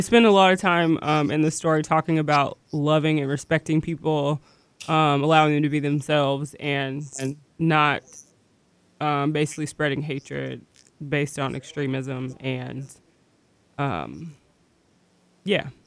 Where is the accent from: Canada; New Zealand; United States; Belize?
United States; I'm an American